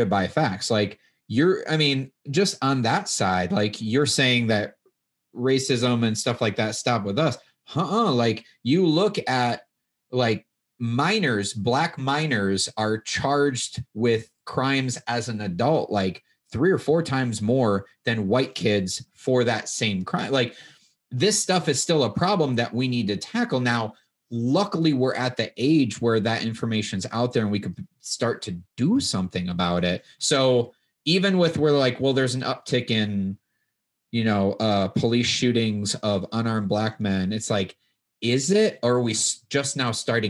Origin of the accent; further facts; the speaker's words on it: Midwest, United States; I grew up in the Midwest